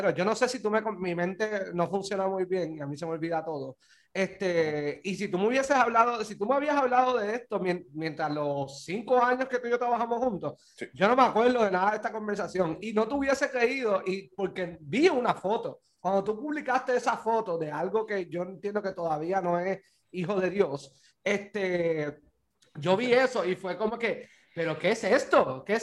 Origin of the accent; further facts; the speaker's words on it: Guaynabo, Puerto Rico; Acá los guaynabitos somos unos pendejos